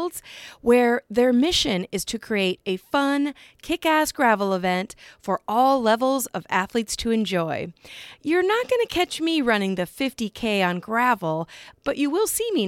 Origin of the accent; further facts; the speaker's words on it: Iowa, United States; growing up in Iowa